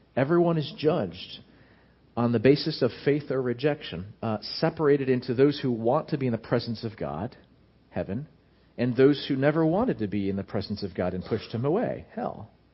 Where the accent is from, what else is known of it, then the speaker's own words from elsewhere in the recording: United States; American Christians